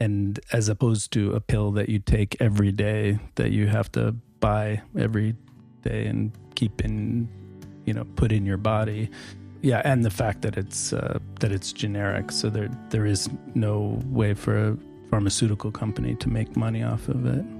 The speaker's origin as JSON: {"language": "English", "country": "United States", "moved": "yes", "lives_now": "Norway", "said": "I'm an American emergency physician"}